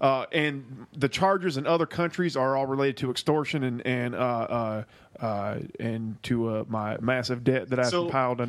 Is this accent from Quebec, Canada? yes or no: yes; Montreal, Quebec, Canada; now in Florida, United States; growing up in Montreal